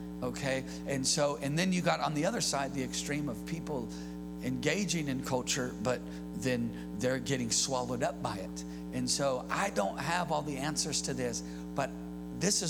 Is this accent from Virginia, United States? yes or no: no; California, United States; I'm born and raised in California.